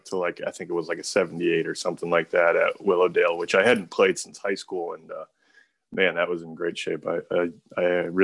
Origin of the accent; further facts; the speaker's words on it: South Portland, Maine, United States; I grew up in South Portland. I live in Portland now